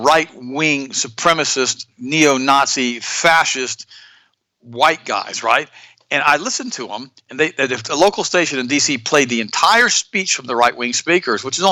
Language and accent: English; United States; we as American people